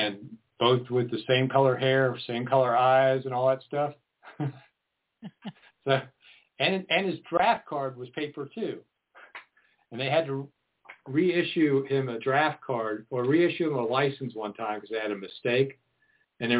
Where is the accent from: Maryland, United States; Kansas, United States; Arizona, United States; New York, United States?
Maryland, United States; Maryland suburbs of D.C., United States; growing up in the Maryland suburbs of D.C.